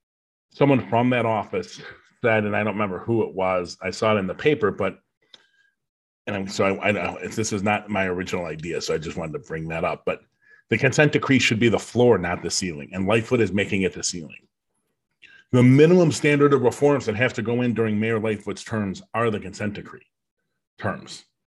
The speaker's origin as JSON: {"language": "English", "country": "United States", "said": "And just because an American does a bad thing doesn't make me part of that because I'm American."}